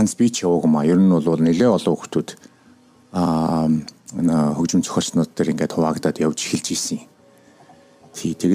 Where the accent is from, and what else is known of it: Ulaanbaatar, Mongolia; born or raised there; moved away as an adult; now in Washington, D.C., United States